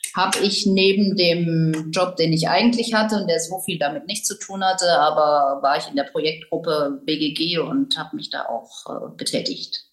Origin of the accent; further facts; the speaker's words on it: Tübingen, Baden-Württemberg, Germany; moved away as an adult; also born or lived in Freiburg / Cologne / Paris; Ich komme aus Tübingen, wo ich Abi gemacht habe